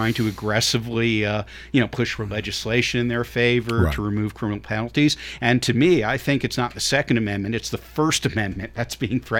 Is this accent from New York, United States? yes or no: yes; New York City, New York, United States; moved away as an adult; now in Murfreesboro, United States; I grew up in New York, lived there mostly through high school, little return during college here and there.